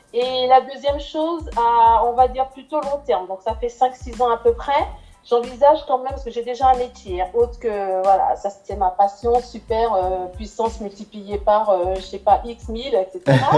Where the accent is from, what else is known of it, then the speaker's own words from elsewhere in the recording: Martinique; étant d'origine antillaise, hein, je suis martiniquaise.